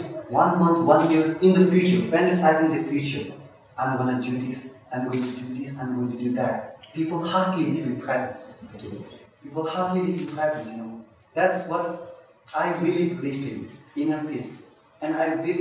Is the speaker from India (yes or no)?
yes; India; also born or lived in Tibet; now in Norway; I'm from Tibet. I grew up in India, I was born in India